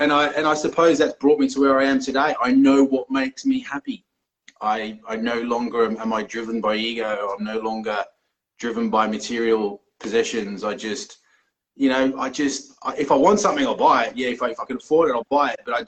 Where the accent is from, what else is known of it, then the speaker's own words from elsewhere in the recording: Melbourne, Victoria, Australia; moved away as an adult; now in Exeter, United Kingdom; I'm from Melbourne in Australia